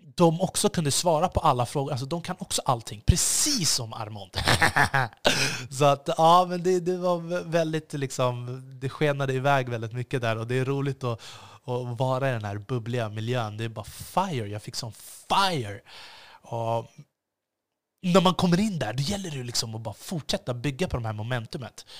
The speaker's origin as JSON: {"language": "Swedish", "country": "Sweden", "said": "jag är svensk"}